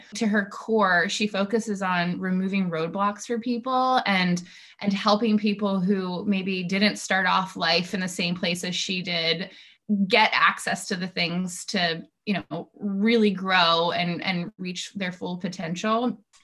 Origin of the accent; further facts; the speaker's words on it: Mercersburg, Pennsylvania, United States; I grew up actually in Mercersburg